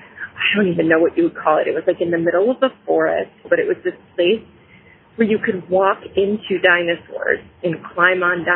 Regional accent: Grosse Pointe, Michigan, United States; now in Broomfield, United States; when I was a girl growing up in Grosse Pointe, Michigan, which is right outside Detroit

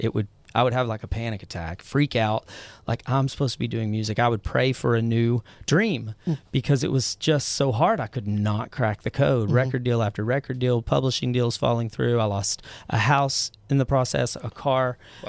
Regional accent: Mineral Wells, Texas, United States; I grew up in Mineral Wells, Texas.

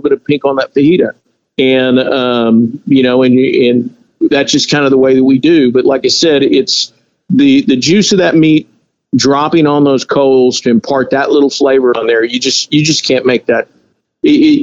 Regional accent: Texas, United States; we're from Texas. I'm Hispanic.

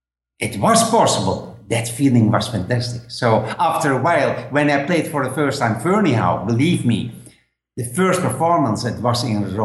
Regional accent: Netherlands; English is a second language; moved away as an adult; now in Spain; I'm living now in Spain, but I'm from Holland

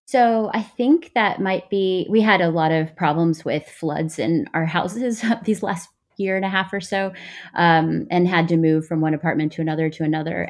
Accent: Texas, United States; moved away as an adult; now in New York, United States; a brown girl who grew up with immigrant parents in texas in a really white community

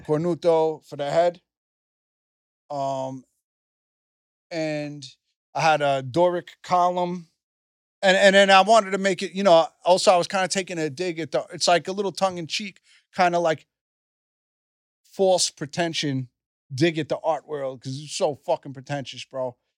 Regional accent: New York, United States; I'm from New York

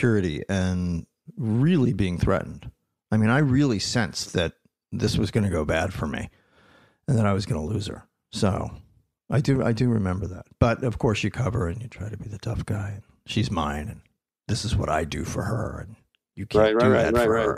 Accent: New Jersey, United States; also born or lived in Philadelphia, Pennsylvania / Los Angeles, California; now in California, United States; I was born in Philadelphia, grew up in South Jersey

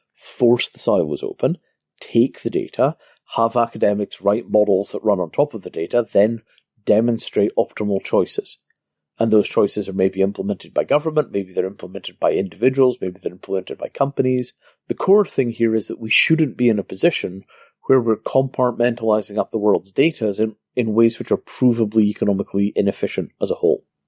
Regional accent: Scotland, United Kingdom; I grew up in Scotland before the invention of racism

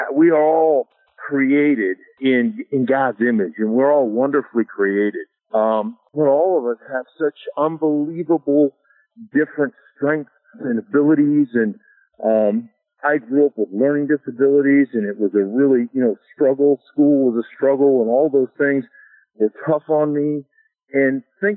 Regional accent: Anchorage, Alaska, United States; moved away as an adult; also born or lived in Idaho; I grew up in Alaska

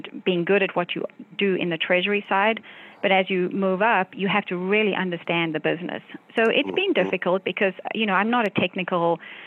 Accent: South Africa; moved away as an adult; now in United States; I grew up in South Africa

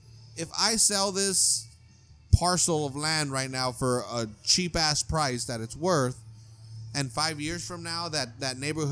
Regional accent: California, United States; I grew up in California.

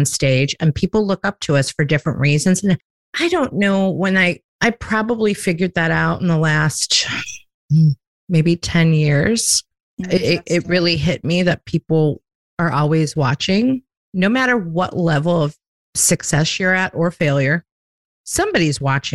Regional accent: Chicago, Illinois, United States; now in Myrtle Beach, United States

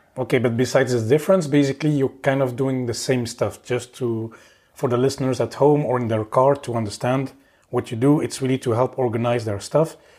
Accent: Belgium; moved away as an adult; also born or lived in Oslo, Norway / Paris, France; now in Luxembourg; I'm from Belgium, so yeah, I've moved a bit around.

